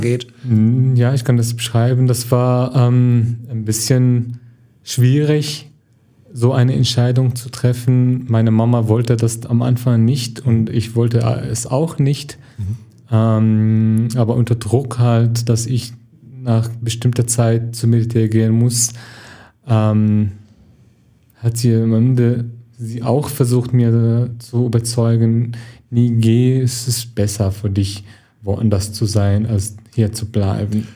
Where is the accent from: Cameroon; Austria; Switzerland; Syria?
Syria; German is a second language; moved away as an adult; also born or lived in Germany; now in Duisburg, Germany; ich komme aus Syrien, ich bin seit September 2015 in Deutschland